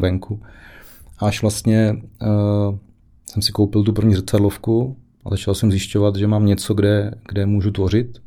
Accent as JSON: {"language": "Czech", "town": "Ruprechtov", "region": "South Moravian Region", "country": "Czechia", "tie": "born or raised there", "also_born_or_lived": "Brno", "lives_now": "Jedovnice, Czech Republic", "said": "pocházím z Malé vesničky, okrez Výškov-Ruprechtov, úplně jako původně"}